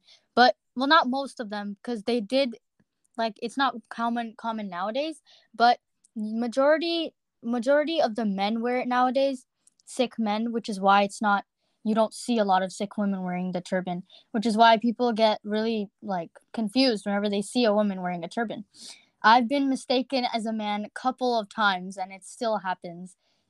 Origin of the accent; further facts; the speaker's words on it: California, United States; have also lived in the Bay Area for most of my life. Born and raised in California.